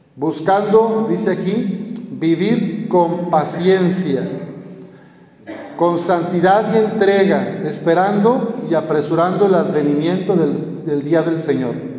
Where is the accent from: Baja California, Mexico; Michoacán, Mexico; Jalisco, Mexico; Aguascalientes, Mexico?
Jalisco, Mexico; Lagos de Moreno; moved away; en mi pueblito, ahí en Lagos de Moreno